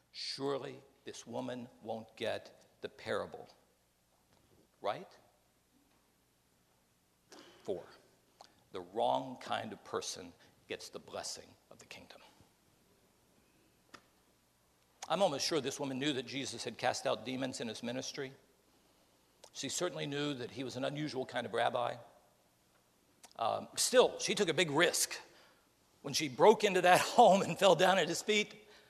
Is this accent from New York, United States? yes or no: no; Beckley, West Virginia, United States; also born or lived in Bluefield, West Virginia; I grew up in Beckley, West Virginia.